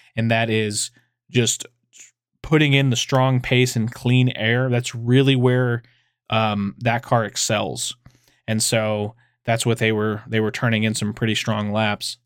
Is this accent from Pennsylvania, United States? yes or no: no; Texas, United States; I'm a guy from Texas